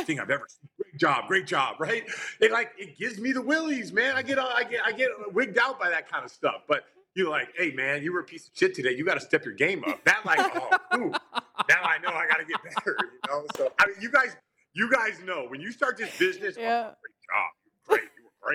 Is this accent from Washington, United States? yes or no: yes; Enumclaw, Washington, United States; where I grew up in Enumclaw, Washington